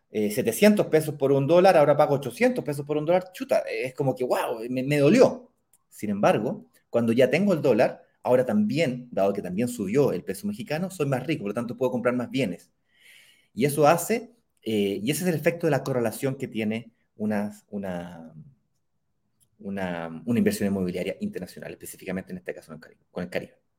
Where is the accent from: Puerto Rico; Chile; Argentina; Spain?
Chile; yo soy chileno